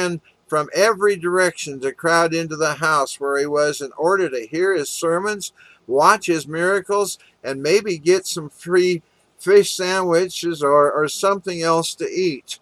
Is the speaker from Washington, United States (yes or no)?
yes; Walla Walla, Washington, United States; also born or lived in Kansas City, Missouri; now in Sun Valley, Arizona, United States; when I was growing up in Walla Walla, Washington